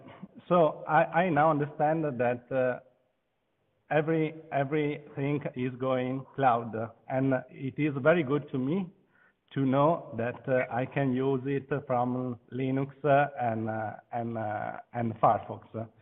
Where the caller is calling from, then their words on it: Venice, Veneto, Italy; I'm video conferencing from Venice.